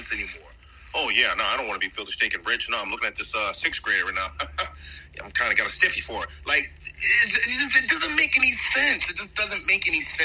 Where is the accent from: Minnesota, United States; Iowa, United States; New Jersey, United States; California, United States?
New Jersey, United States; Atlantic City; moved away as an adult; back at my hometown of Atlantic City, New Jersey